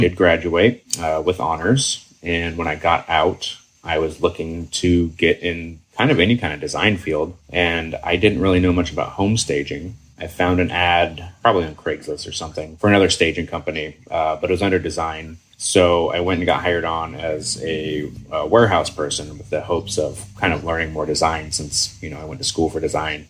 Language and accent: English; Seattle, Washington, United States; also born or lived in Kenmore, Washington; I am local greater Seattle. Grew up until I was 12 in Kenmore.